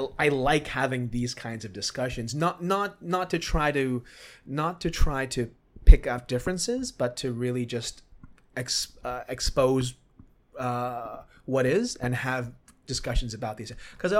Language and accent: English; Hong Kong; So I grew up in Hong Kong, right?